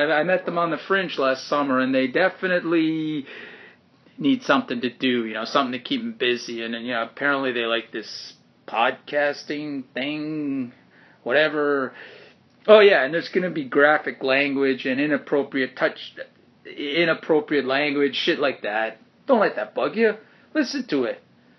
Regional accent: Canada; I'm a Canadian actor.

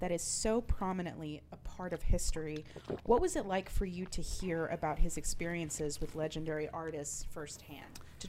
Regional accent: Houston, Texas, United States; As a second generation Houstonian

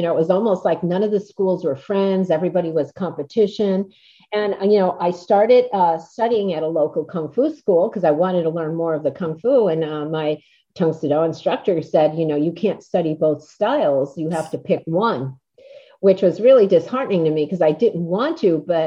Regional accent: Scranton, Pennsylvania, United States; I was from Scranton

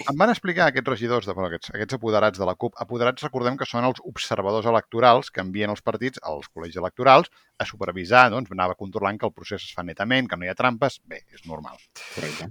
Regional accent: Vilanova i la Geltrú, Catalonia, Spain; soc de, ran, de Rancio Bolengo.

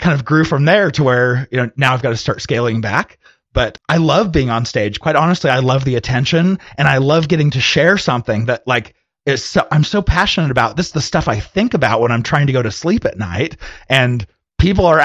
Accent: Arizona, United States; moved away as an adult; now in Utah, United States; I'm originally from Arizona, but when I left Arizona, I went to go serve a mission for my church and then went to college afterwards

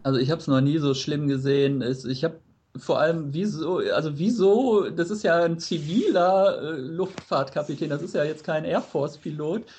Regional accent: Germany; als Deutscher

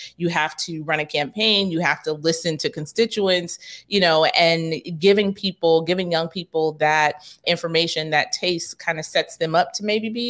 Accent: New York City, New York, United States; I grew up in Rosedale, so not too far.

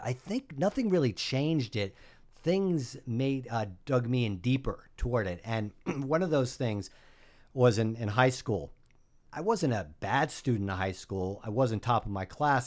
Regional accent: New Haven, Connecticut, United States; moved away as an adult; also born or lived in Geneva, New York / Bronx, New York; now in Rockland County, United States; I grew up in New Haven, Connecticut

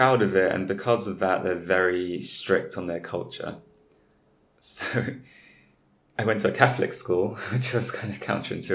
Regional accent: London, United Kingdom; you're born and raised in London.

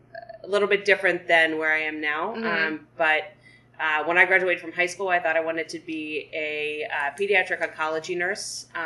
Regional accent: Berwyn, Pennsylvania, United States; also born or lived in Cape May / Boston; I grew up here in Berwyn, Philadelphia area, specifically Berwyn.

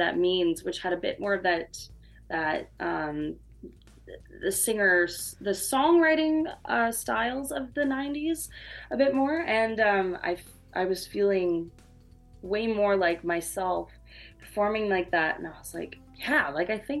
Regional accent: Saskatoon, Saskatchewan, Canada; moved away as an adult; now in Toronto, Canada; I'm originally from Saskatoon, Saskatchewan. I just moved to Toronto in January

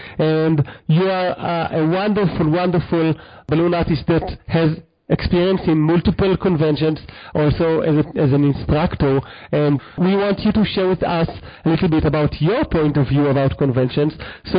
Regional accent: New Zealand; because I'm a Kiwi … you're a Kiwi.

